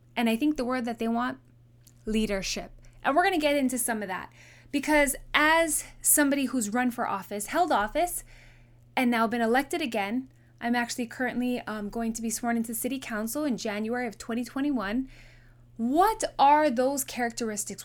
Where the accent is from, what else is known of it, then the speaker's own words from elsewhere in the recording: Honolulu, Hawaii, United States; also born or lived in Kahuku, Hawaii / Waianae, Hawaii; we grew up in Hawaii Kai when I was five all the way till I graduated.